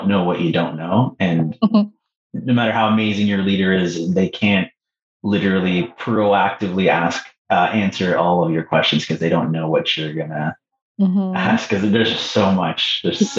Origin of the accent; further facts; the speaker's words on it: Canada; also born or lived in Peru; Canadian, but I was born in Peru